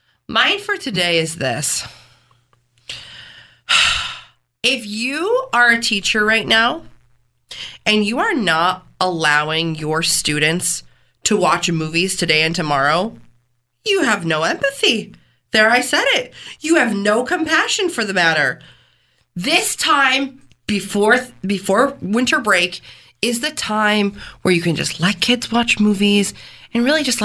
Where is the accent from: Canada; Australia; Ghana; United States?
Canada; I said, as a Canadian, I think the world gives us too much praise for the invention of poutine.